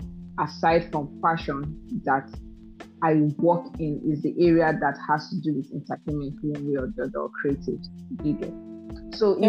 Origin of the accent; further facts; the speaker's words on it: the East, eastern Nigeria, Nigeria; moved away; I grew up in the East. And most of you all know that the East is kind of litigation based.